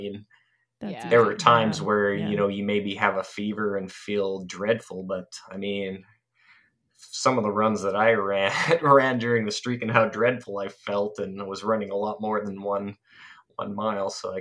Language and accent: English; Canada; I'm Canadian.